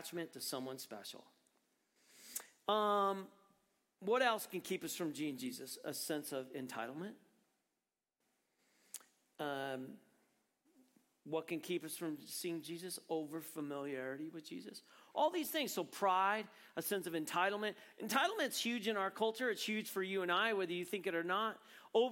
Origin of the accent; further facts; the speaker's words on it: Prescott, Arizona, United States; moved away; I grew up in Prescott.